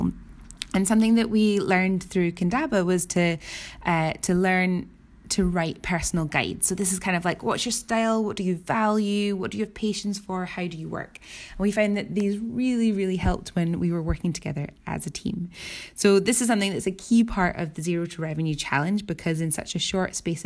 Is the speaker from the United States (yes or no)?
no; Edinburgh, Scotland, United Kingdom; I come from Edinburgh, Scotland